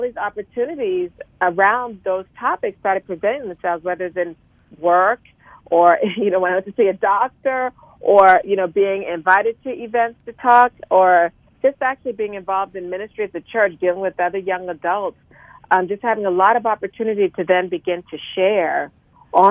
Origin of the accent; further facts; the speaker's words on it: Charleston, South Carolina, United States; moved away as an adult; now in Washington, D.C. area, United States; I'm originally a Southerner. I'm originally from Charleston, South Carolina, and I ended up moving to the greater Washington, D.C. area for love